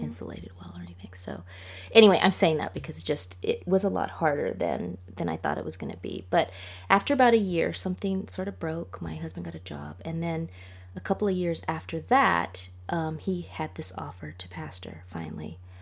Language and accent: English; Los Angeles, California, United States; moved away as an adult; also born or lived in England; I'm from Los Angeles